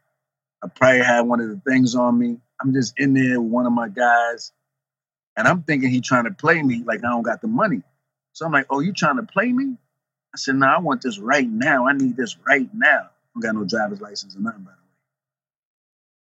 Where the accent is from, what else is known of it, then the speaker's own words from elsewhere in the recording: New York City, New York, United States; also born or lived in New Jersey; growing up in the Bronx